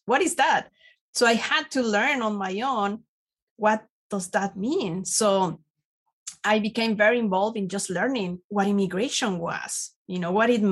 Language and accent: English; Mexico; English is a second language; moved away as an adult; now in United States; I'm an immigrant from Mexico, and I came here in the early 90s just to visit and practice my English.